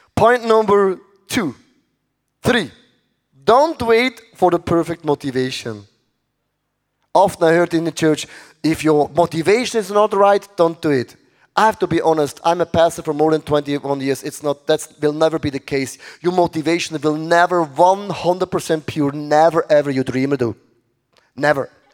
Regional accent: Switzerland

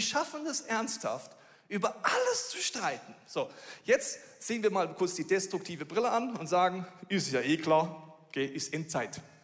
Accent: Bavaria, Germany; obwohl ich in Bayern aufgewachsen bin

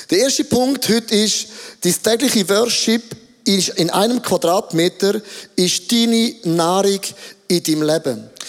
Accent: Switzerland; Ich bin sehr impulsiv als ein Schweizer, das ist alles okay.

